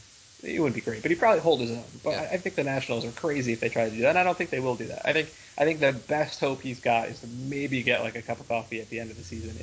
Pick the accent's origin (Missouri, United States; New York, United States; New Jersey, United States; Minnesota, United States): New Jersey, United States; moved away; I'm from New Jersey originally